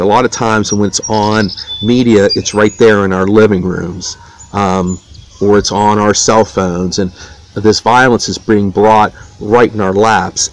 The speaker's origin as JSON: {"language": "English", "town": "Wheeling", "region": "West Virginia", "country": "United States", "tie": "born or raised there", "said": "I grew up in Wheeling, West Virginia"}